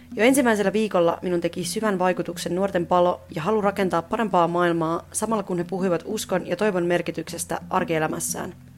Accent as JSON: {"language": "Finnish", "country": "Finland", "said": "kotimaastani, Suomesta"}